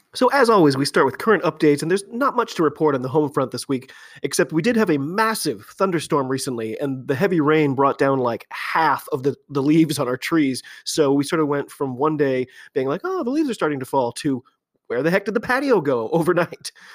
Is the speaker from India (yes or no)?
no; United States; I'm an American